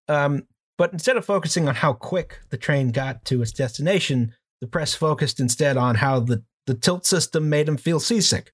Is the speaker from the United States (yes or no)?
yes; United States; as an American